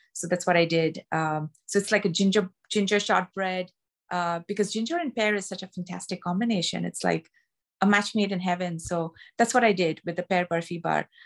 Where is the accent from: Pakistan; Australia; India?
India; Mumbai, Maharashtra; moved away as an adult; now in United States; I'm from Bombay, uh, or Mumbai, which is in the state of Maharashtra